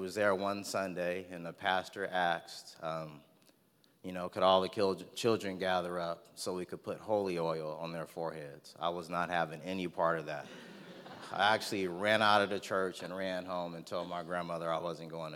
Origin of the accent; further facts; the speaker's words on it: Stockton, California, United States; also born or lived in Turlock, California; I was actually born and raised in Stockton, California, on the south side, actually.